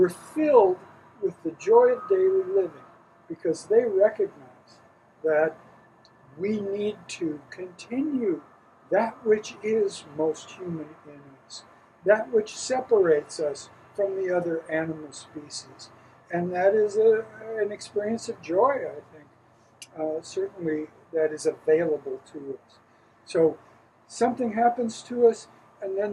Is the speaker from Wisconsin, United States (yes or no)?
yes; Wisconsin, United States; I grew up in Wisconsin